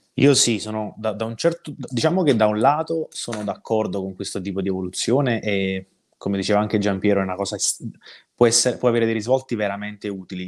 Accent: Cercola, Campania, Italy; io sono cresciuto a Cercola, ma stiamo parlando di due chilometri di distanza, quindi qua nella zona che noi chiamiamo paesi vesuviani

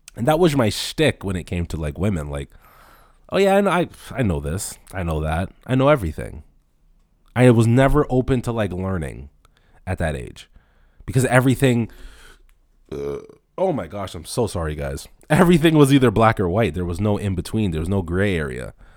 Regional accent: Toronto, Ontario, Canada; I grew up in Rexdale

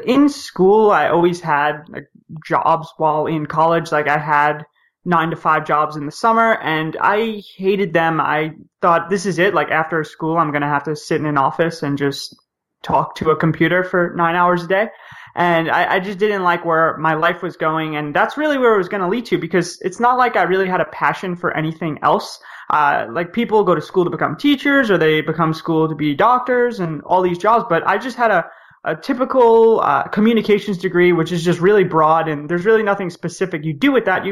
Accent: New York City, New York, United States; moved away as an adult; also born or lived in California / South Korea; I'm from New York City

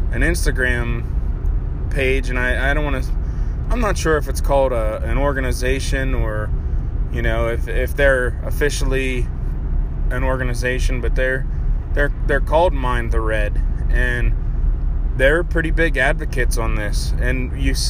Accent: Pennsylvania, United States; my home state of Pennsylvania

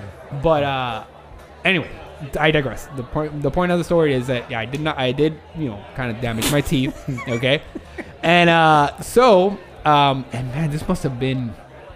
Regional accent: Miami, Florida, United States; we come from Miami

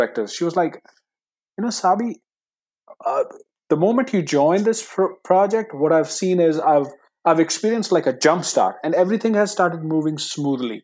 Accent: India; English is a second language; moved away; coming from India, English is my second language

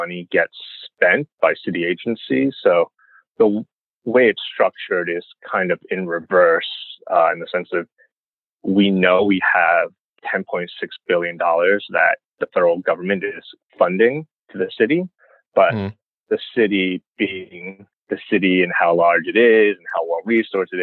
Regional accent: New York City, New York, United States; also born or lived in Baldwin, Nassau County, Long Island, New York / Albany, New York; I was born in Flushing, Queens, you know, got a rep Queens to Taiwanese immigrants

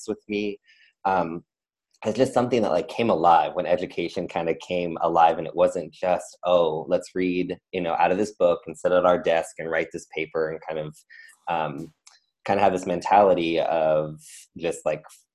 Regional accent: San Diego, California, United States; was born and raised in Southern California, San Diego, and I my whole family lived there

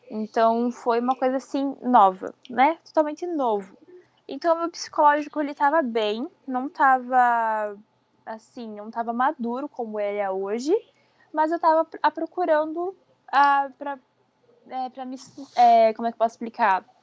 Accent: Francisco Beltrão, Paraná, Brazil; now in Brusque, Brazil; Não, fica lá no interior do Paraná. É uma cidade pequena.

